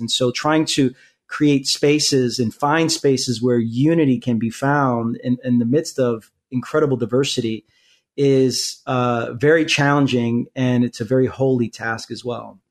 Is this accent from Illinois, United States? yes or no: no; New York City, New York, United States; also born or lived in Queens, New York; born and raised in Brooklyn, New York, and live in Queens